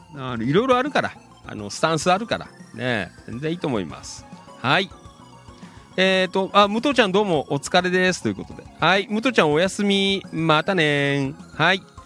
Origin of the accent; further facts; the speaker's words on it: Noda, Chiba, Japan; もちろん野田は出身地なんですけど